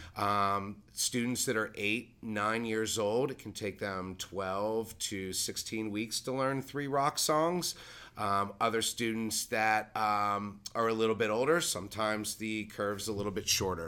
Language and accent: English; Pittsburgh, Pennsylvania, United States; now in Delaware County, United States; I'm a transplant from Pittsburgh